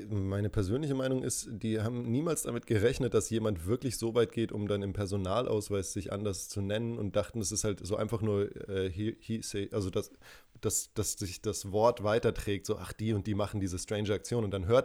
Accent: Würzburg, Bavaria, Germany; born there; accent: Franconian; Äh, ja, ich bin ja in Würzburg geboren und da rollt man das R

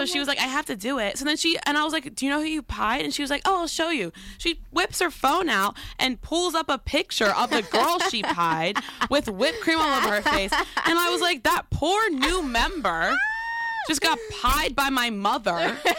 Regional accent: Colorado, United States; I'm from Colorado.

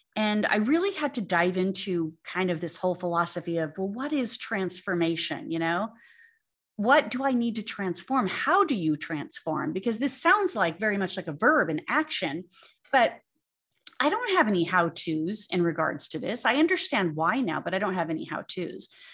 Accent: Arizona, United States; growing up in Arizona and having real estate

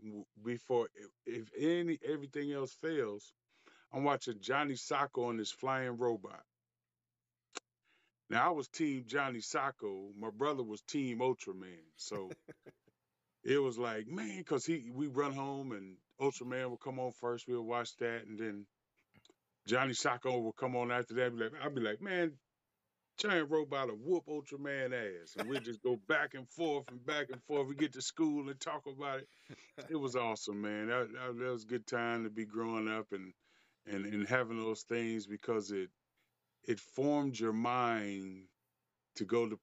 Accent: Detroit, Michigan, United States; I grew up in Detroit, so we had some awesome lineups after school

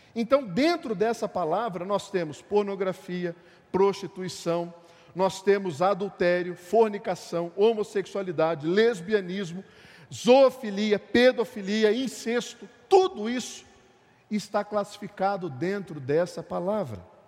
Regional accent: Brazil; nós somos brasileiros

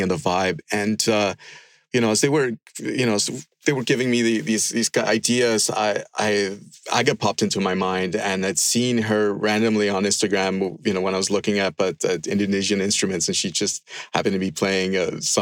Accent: Andes Mountains, Venezuela; when I was 6 years old, growing up in the Andes Mountains in Venezuela

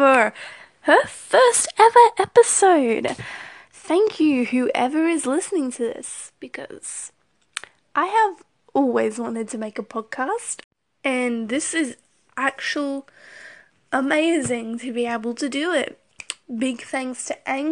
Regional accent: Australia; I'm Australian

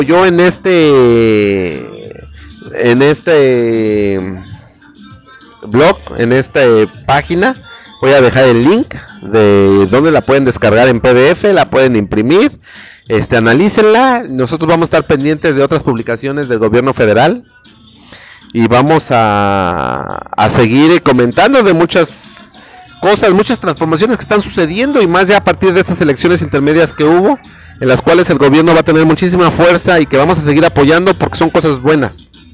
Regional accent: Mexico; nosotros los mexicanos

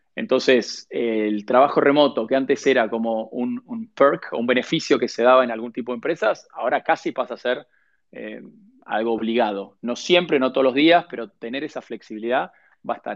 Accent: Argentina; moved away as an adult

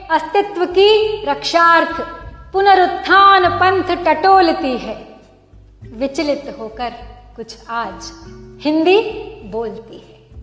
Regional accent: India

